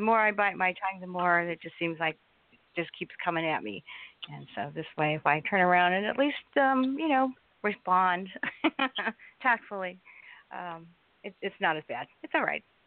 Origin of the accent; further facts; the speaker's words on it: Southern California, United States; I am from Southern California